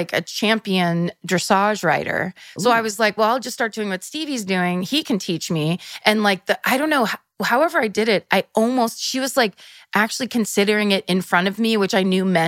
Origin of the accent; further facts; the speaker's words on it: Petaluma, California, United States; I'm from Petaluma.